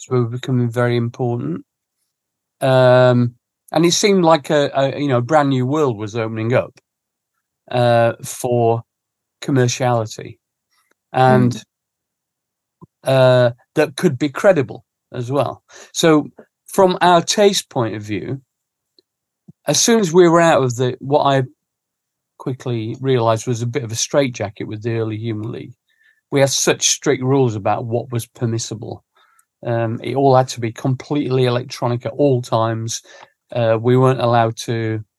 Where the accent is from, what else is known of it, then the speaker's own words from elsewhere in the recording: Sheffield, Yorkshire and the Humber, United Kingdom; now in London, United Kingdom; growing up in Sheffield